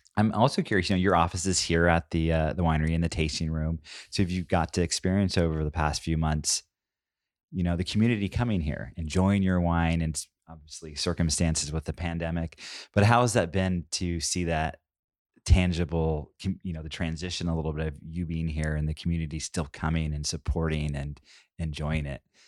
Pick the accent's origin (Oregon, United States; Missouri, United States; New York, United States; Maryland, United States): Oregon, United States; Southern; I grew up in Southern Oregon